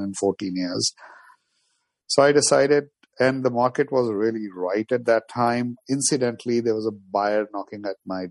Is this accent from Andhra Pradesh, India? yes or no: no; New Delhi, Delhi, India; moved away as an adult; also born or lived in Moscow, Russia / New York, United States; now in United States; I'm from New Delhi, India, originally, and I went to study in Moscow, Russia. And I came to New York